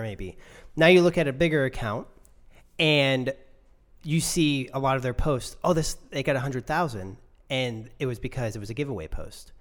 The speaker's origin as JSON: {"language": "English", "country": "United States", "said": "I'm American"}